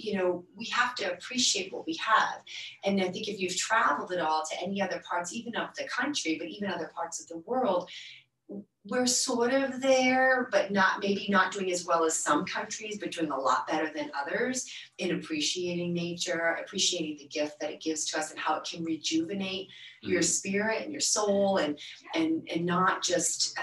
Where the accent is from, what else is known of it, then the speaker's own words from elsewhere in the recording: Maine, United States; moved away; I grew up in Maine